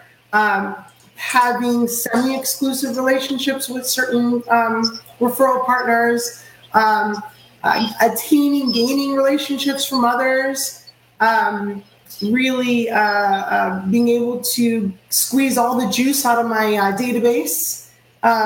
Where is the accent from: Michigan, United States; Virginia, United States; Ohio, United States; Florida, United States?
Florida, United States; Orlando; also born or lived in Queens, New York; I reside in Orlando, Florida